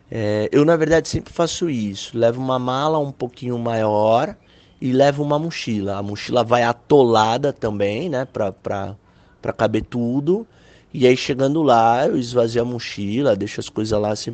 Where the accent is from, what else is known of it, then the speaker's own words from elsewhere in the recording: Brazil; Eu sou do Brasil, mano. Ah, tá tirando aqui, é terceiro mundo.